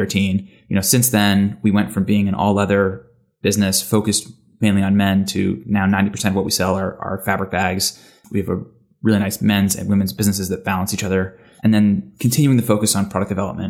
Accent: United States; accent: American; also born or lived in London; I'm American, as you can tell by the accent.

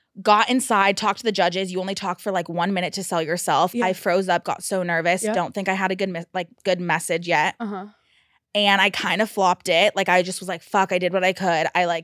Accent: California, United States; Bay Area, Northern California.

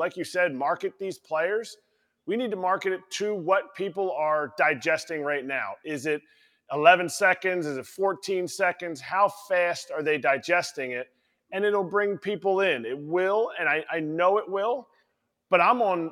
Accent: Philadelphia, Pennsylvania, United States; I grew up in Philadelphia

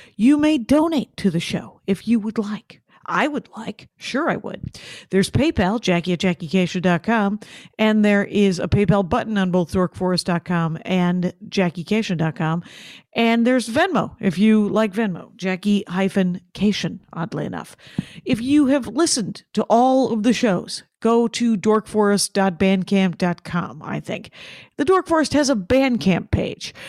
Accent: South Milwaukee, Wisconsin, United States; my hometown

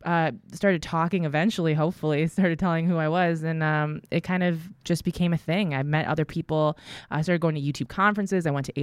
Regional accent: Midwest, United States; I'm from the Midwest, so it's probably somewhere in there.

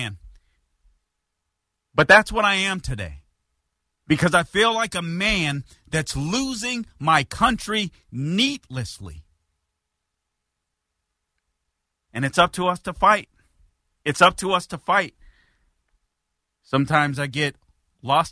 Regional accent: United States; As Americans

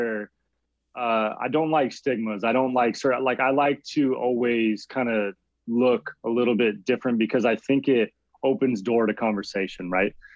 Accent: Arizona, United States; moved away as an adult; now in San Diego, United States; I'm originally from Arizona

